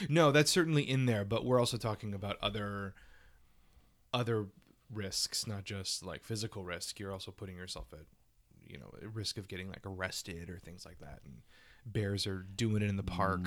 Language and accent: English; Louisiana, United States; moved away; my small town in Louisiana